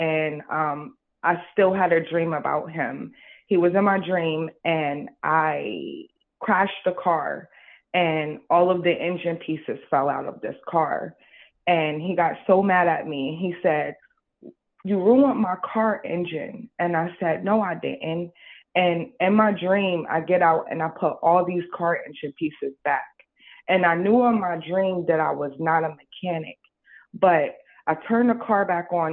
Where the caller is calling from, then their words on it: New Jersey, United States; I'm calling from New Jersey